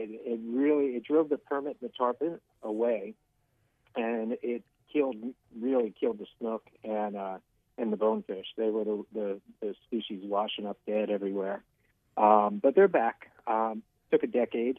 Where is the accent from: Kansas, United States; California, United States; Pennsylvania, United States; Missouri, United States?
Pennsylvania, United States; moved away as an adult; now in Florida, United States; I grew up in Pennsylvania, so I hunted and fished my whole life